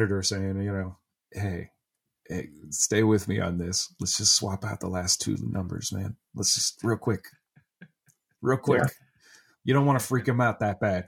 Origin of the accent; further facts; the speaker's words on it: Ohio, United States; I'm from Ohio, but I'm from the opposite corner of the state